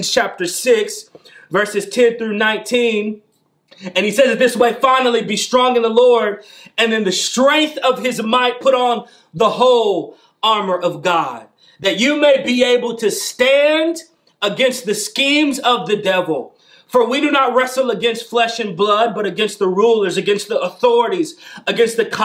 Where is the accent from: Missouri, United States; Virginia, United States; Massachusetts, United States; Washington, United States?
Missouri, United States; St. Louis; I'm from St. Louis. I was born and raised in St. Louis